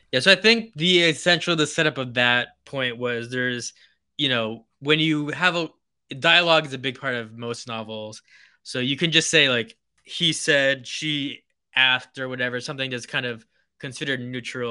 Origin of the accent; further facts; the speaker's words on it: New Hampshire and Maine, New England, United States; moved away as an adult; now in Los Angeles, United States; coming from New England, where I, I grew up in New Hampshire and Maine